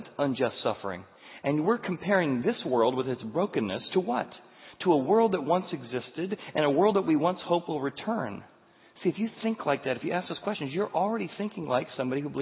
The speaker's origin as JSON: {"language": "English", "country": "United States", "said": "as an American"}